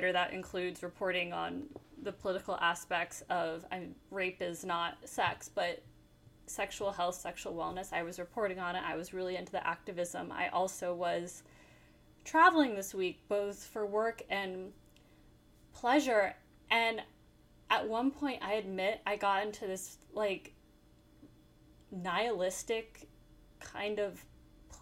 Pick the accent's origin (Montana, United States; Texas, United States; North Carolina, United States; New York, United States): New York, United States; as a New Yorker